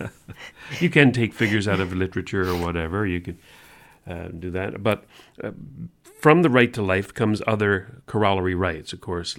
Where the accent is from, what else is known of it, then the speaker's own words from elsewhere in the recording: Canada; as a Canadian